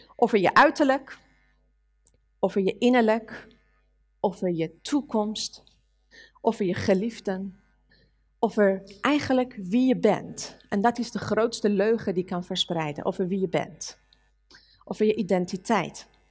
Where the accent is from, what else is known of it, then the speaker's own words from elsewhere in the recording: Iran; Dutch is a second language; now in Netherlands; als een Iraanse meisje